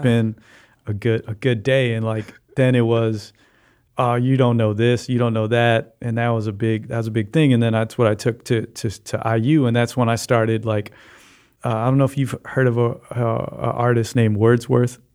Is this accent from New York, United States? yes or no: no; Chicago, Illinois, United States; I grew up in Hyde Park, um, uh, fifty-fourth and Hyde Park Boulevard